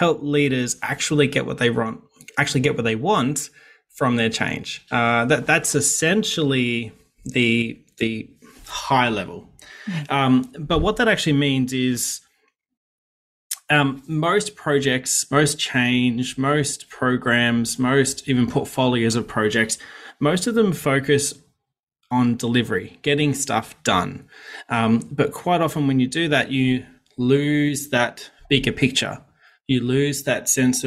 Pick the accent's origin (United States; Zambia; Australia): Australia; Sydney, New South Wales; I grew up in Western Sydney